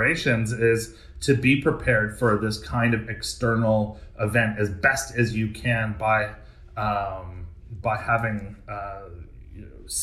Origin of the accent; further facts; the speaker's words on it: Canada; also born or lived in New York; being a Canadian